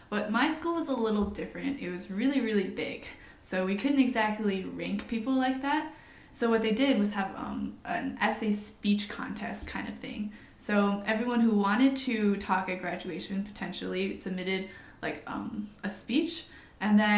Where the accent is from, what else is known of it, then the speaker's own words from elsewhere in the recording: Canton, Michigan, United States; I'm from Canton, Michigan, which is just outside of Ann Arbor, so it's not much of a big move for me.